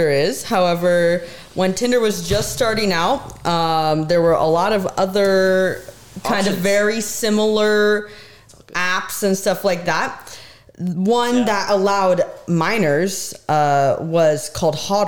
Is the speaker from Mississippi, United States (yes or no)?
no; Washington, United States; also born or lived in Montana; when I came home from Montana in Washington